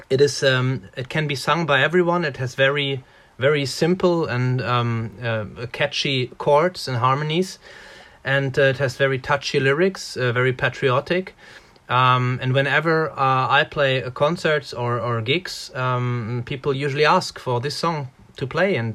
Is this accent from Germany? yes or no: yes; Germany; English is a second language; now in Latvia; Like I'm coming from Germany, from a from a from a um, workers region, and the first thing I find absolutely amazing is the uh, is the um, life close to nature.